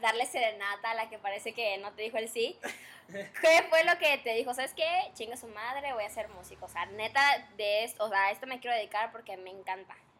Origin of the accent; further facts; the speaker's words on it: Chetumal, Quintana Roo, Mexico; moved away; yo no soy, yo no soy de aquí, soy de Chetumal, un pueblito precioso